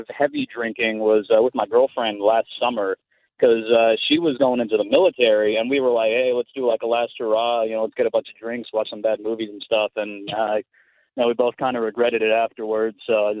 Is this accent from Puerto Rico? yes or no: yes; Puerto Rico; When I was about maybe 8 or 9 years old, I was growing up in Puerto Rico